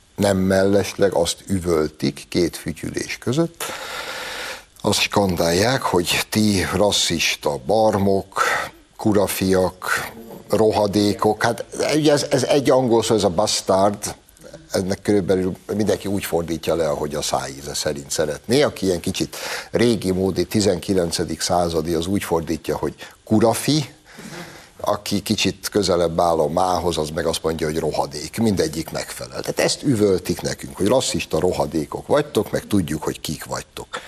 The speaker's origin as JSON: {"language": "Hungarian", "country": "Hungary", "said": "magunkba, magyarokba"}